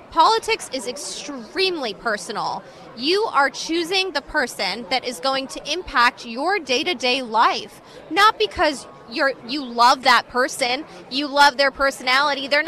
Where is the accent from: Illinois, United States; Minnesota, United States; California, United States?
California, United States; I'm from California myself